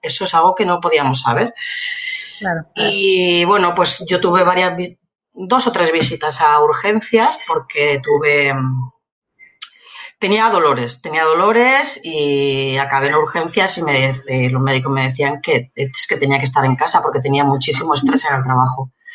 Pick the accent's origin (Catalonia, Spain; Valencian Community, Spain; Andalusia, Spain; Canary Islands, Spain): Valencian Community, Spain; Elche; also born or lived in Madrid; yo soy de Elche y en Elche lo que más hay o había son empresas de calzado